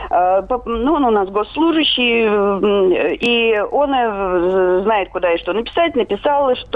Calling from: Saratov, Saratov Oblast, Russia; Я звоню из Саратова.

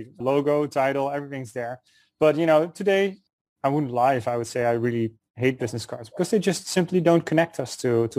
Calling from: New York City, New York, United States; I'm calling in from New York City. Warm New York City at the moment, a block away from Wall Street.

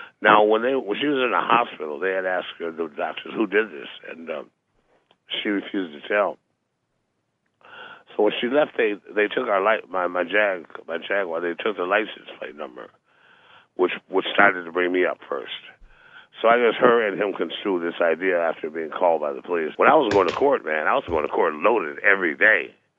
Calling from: Los Angeles, California, United States; It's from Los Angeles.

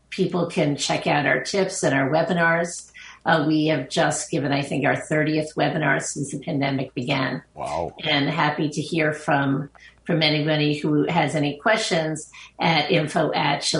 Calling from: Long Island, New York, United States; Uh, I'm joining you from Long Island, New York.

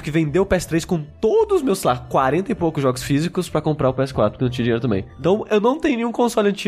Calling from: Rio de Janeiro, Brazil; sou aqui do Rio de Janeiro

